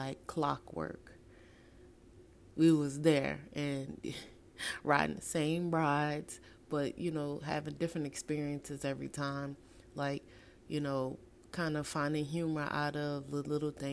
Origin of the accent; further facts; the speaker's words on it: New Orleans, Louisiana, United States; my hometown of New Orleans